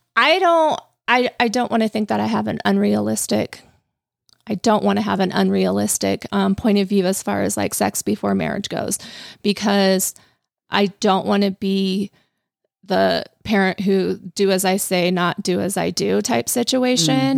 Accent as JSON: {"language": "English", "region": "Colorado", "country": "United States", "tie": "born or raised there", "also_born_or_lived": "Arizona", "moved": "as an adult", "said": "I grew up in Colorado"}